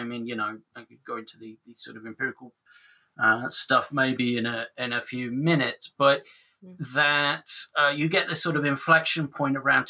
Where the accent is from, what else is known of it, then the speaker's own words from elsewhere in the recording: Rotherham, Yorkshire and the Humber, United Kingdom; I'm from the UK, as you can probably tell. And I'm from Rotherham, which is kind of sort of Rust Belt post-industrial town in the north of England.